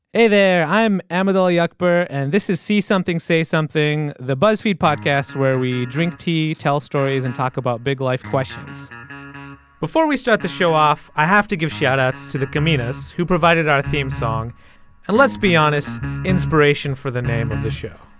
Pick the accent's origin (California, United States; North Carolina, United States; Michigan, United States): Michigan, United States; I grew up in Michigan